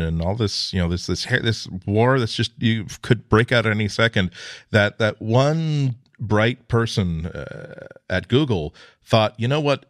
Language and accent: English; United States; I'm American